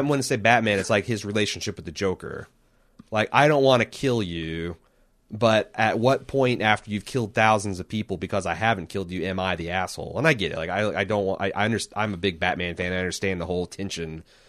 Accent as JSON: {"language": "English", "country": "United States", "said": "I'm an American"}